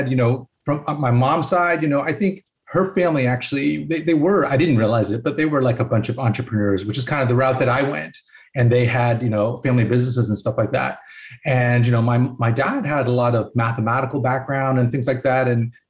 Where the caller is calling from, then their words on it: Tampa, Florida, United States; I'm dialing in from Tampa, Florida.